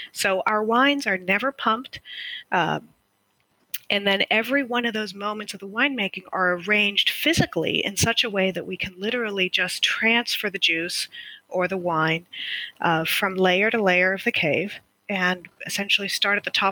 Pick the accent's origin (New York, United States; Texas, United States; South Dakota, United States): Texas, United States; moved away as an adult; also born or lived in Argentina / Northern California; now in Napa Valley, United States; we spent most of my childhood and college years in Texas